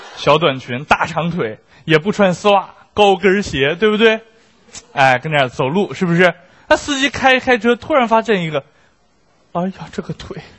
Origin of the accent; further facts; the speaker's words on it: Beijing, China; 作为一个北京人